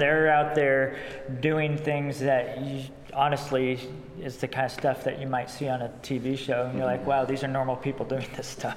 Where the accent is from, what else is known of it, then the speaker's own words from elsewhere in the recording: United States; as most young boys growing up in America